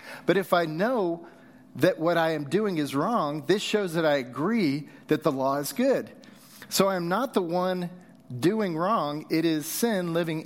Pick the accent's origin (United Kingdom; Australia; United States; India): United States; Southern California; also born or lived in Texas; now in Utah, United States; As a kid, I grew up in Southern California